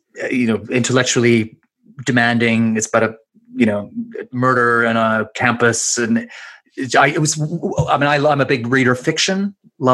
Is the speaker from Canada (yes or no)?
yes; Canada; accent: Canadian; moved away as an adult; also born or lived in Edinburgh, Scotland; now in London, United Kingdom; I was born in Scotland, Edinburgh, but we emigrated to Canada when I was just a baby. So I grew up in Canada, feel Canadian, sound Canadian